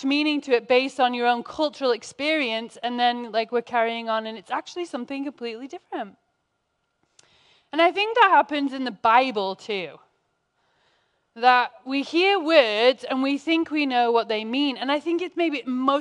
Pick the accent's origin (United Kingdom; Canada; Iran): United Kingdom; England; now in United States; as an English person